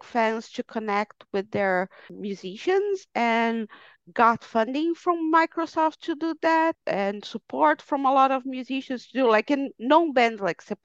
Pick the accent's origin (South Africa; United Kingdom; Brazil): Brazil; moved away; I am Brazilian. I was born in Brazil, but I haven't lived in Brazil for over 20 years now.